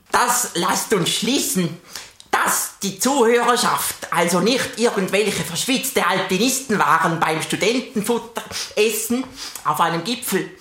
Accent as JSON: {"language": "German", "region": "Bernese Oberland", "country": "Switzerland", "said": "als Berner Oberländer"}